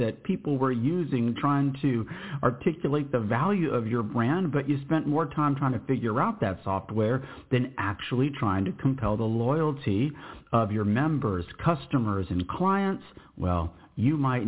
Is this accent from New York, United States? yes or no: no; Converse, Texas, United States; moved away; where I grew up in Converse, Universal City, in those areas, Live Oak